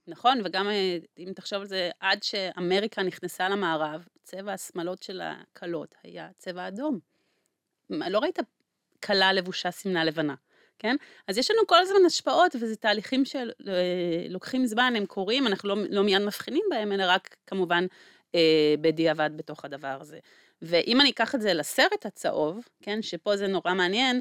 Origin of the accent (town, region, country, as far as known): Israel